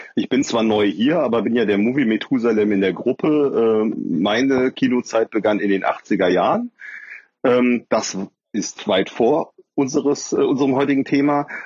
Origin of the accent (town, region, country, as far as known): Cologne, North Rhine-Westphalia, Germany